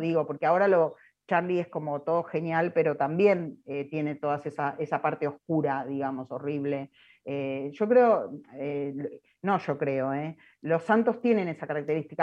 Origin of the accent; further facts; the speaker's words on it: Argentina; soy argentina